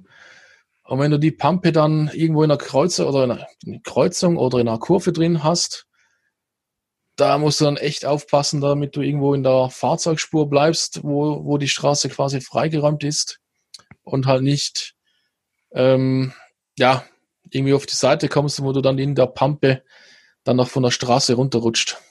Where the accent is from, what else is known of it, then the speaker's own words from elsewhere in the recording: Switzerland; hier bei uns in der Schweiz